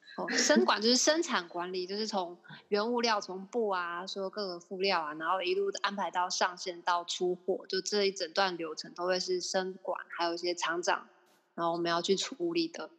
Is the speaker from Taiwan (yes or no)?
yes; Taiwan; 我们台湾人